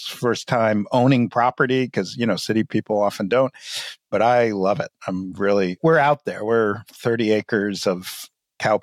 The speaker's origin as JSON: {"language": "English", "town": "New York City", "region": "New York", "country": "United States", "tie": "born or raised there", "moved": "yes", "lives_now": "Charlotte, Vermont, United States", "said": "we grew up in New York City"}